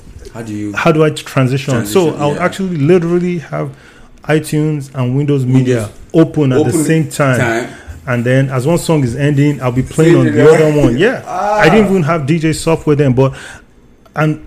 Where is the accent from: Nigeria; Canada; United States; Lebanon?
Nigeria; moved away; I'm Nigerian